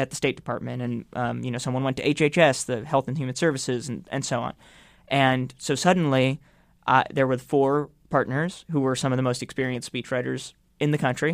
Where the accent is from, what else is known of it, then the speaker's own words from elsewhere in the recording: New York, United States; I grew up not too far from where we're recording the A B C Studios